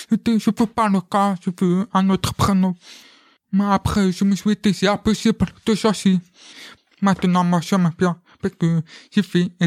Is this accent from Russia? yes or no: no; France; Comme euh, moi, je suis français et un peu italien.